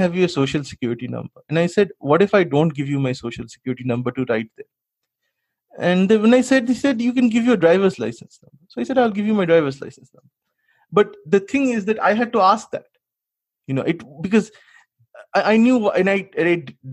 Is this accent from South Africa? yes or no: no; India; now in United States; as an Indian